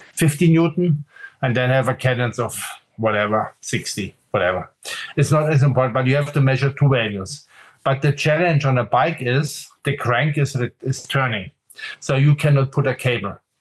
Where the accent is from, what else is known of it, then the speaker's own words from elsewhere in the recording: Munich, Bavaria, Germany; I grew up in Munich, so this is south of Germany in Bavaria